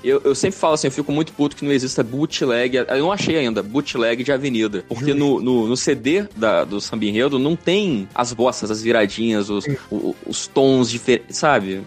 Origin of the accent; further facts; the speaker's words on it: Espírito Santo, Brazil; now in Rio de Janeiro, Brazil; eu não sou daqui, eu não sou carioca, eu não sou nem fluminense. E quando eu era criança, no distante estado do Espírito Santo